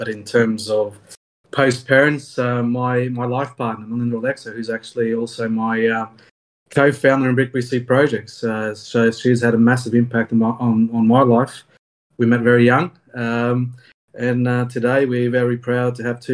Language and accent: English; Australia; I'm an Australian CPA accountant